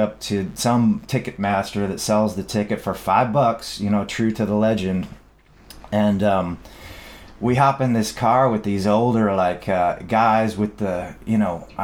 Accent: Dearborn, Michigan, United States; where I grew up, Dearborn is like the town of Ford

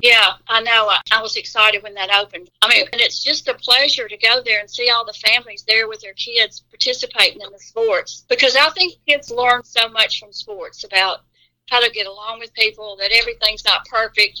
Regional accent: Olive Branch, Mississippi, United States; I was born and raised in Olive Branch. I've never moved anywhere else except the two years I was at Northwest.

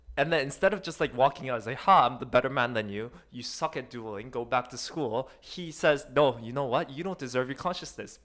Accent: South Korea; moved away; also born or lived in Seoul; I was born in Korea. I was born in one of the country's side cities

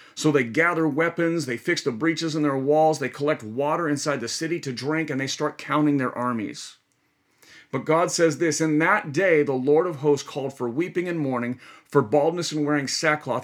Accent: United States; we as modern American Christians

